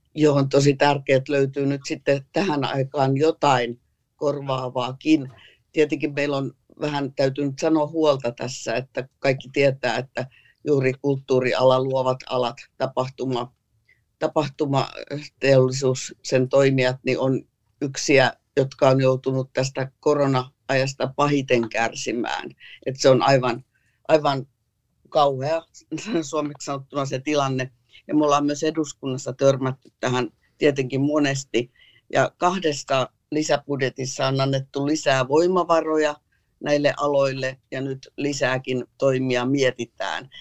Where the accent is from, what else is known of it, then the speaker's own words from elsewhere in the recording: Tampere, Pirkanmaa, Finland; kun mä olin nuori Hervannassa